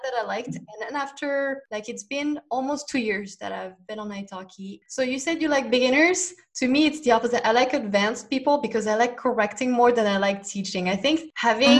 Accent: France; from France.

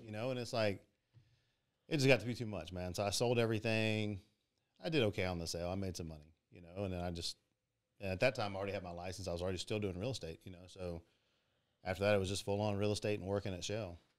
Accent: Pearland, Texas, United States; born and raised in Pearland, Texas.

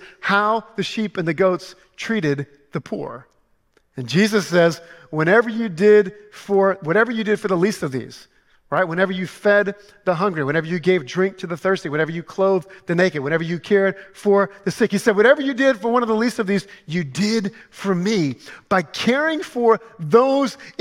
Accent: Louisiana, United States; I'm from Louisiana

